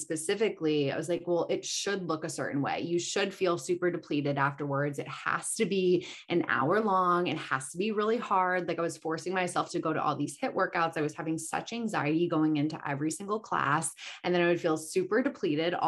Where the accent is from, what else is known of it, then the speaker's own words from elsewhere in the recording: Chicago, Illinois, United States; also born or lived in Marina Del Rey, Los Angeles; now in Los Angeles, United States; I'm originally from Chicago. So I grew up in Chicago.